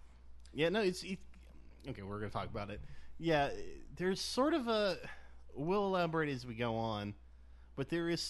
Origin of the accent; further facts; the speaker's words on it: United States; I'm a white American